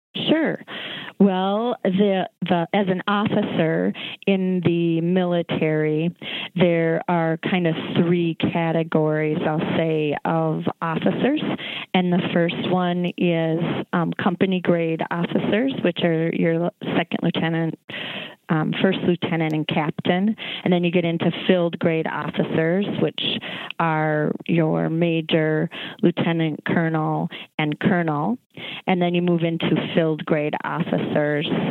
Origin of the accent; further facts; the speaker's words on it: Minneapolis, Minnesota, United States; I grew up in Northeast Minneapolis